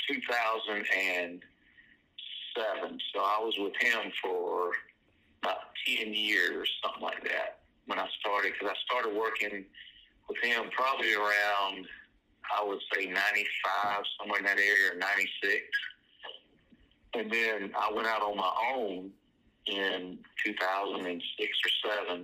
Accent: Columbia, South Carolina, United States; also born or lived in Chapin, South Carolina; I grew up in Columbia, off of Leesburg Road area. I was born March 17th, 1970. Grew up over there, and then we moved out to Chapin, South Carolina. I think it was around 82. I was about 12 or 13 years old

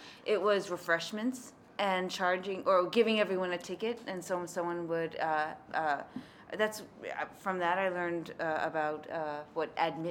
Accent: Manhasset, New York, United States; Manhasset, it's in Nassau County.

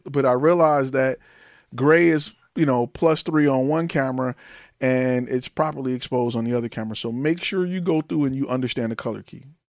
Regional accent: Detroit, Michigan, United States; moved away; I am from Detroit, Michigan, Detroit Public Schools

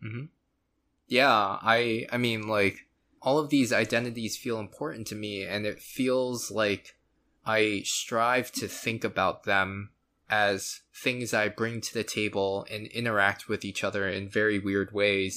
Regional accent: Florida, United States; I was born in the States, in Florida.

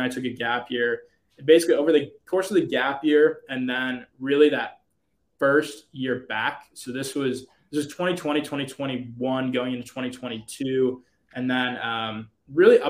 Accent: outside of Pittsburgh, Pennsylvania, United States; also born or lived in Michigan; we grew up outside of Pittsburgh

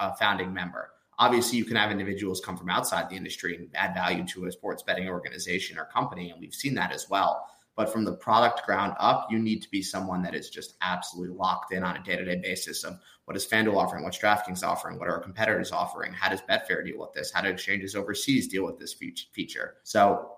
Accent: New York suburbs, United States; moved away as an adult; also born or lived in Nashville, Tennessee / Austin, Texas; now in Hoboken, United States; I'm from the New York suburbs

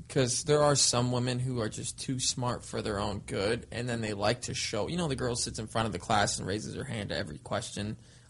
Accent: Southern California, United States; I grew up in Southern California

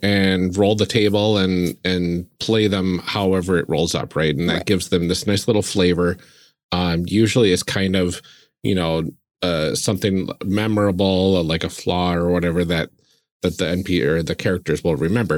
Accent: Wisconsin, United States; we're from Wisconsin

